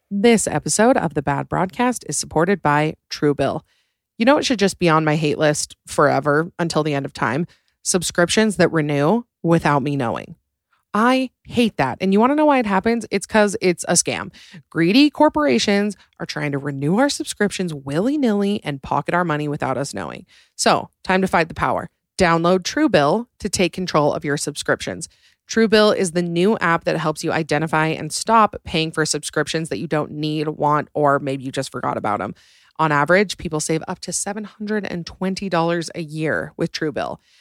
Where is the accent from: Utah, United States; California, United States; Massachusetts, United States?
Utah, United States; Salt Lake City; I'm from Salt Lake